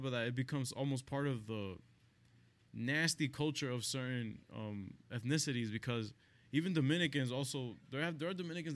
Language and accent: English; New York City, New York, United States; also born or lived in Queens, New York; I grew up in the Heights